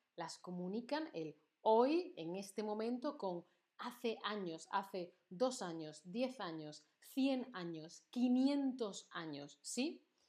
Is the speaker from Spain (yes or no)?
yes; Andalusia, Spain; accent: Andalusian; mi acento andaluz